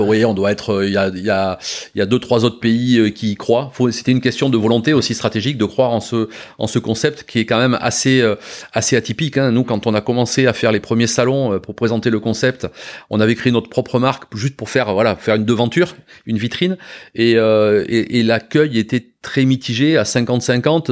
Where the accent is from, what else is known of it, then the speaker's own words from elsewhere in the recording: Bordeaux, Nouvelle-Aquitaine, France; en tant que en tant que bordelais quand même on est on, on baigne dedans tout petit